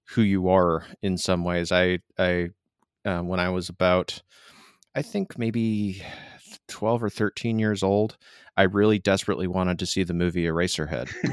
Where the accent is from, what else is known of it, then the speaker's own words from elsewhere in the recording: Michigan, United States; moved away; I'm from Michigan originally